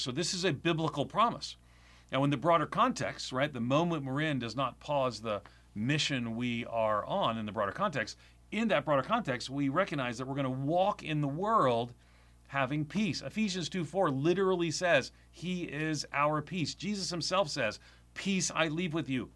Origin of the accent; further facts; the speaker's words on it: Long Island, New York, United States; I grew up on Long Island, outside of New York City.